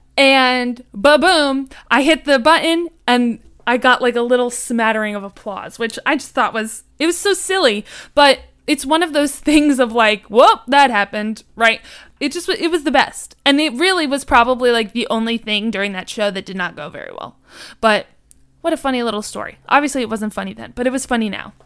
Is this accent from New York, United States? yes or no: yes; Harrison, New York, United States; I am from Harrison, New York. So I live just a forty-five minute train ride away from New York City